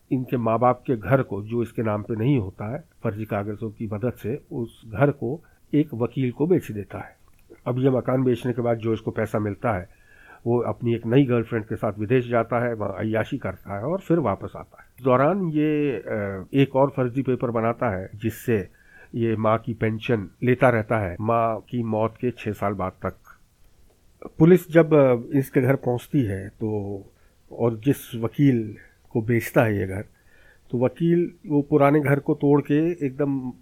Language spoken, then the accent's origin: Hindi; Bhopal, Madhya Pradesh, India; मेरे शहर भोपाल